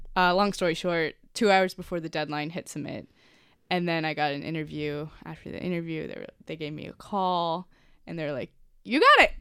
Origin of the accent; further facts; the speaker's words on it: Cincinnati, Ohio, United States; Born in Cincinnati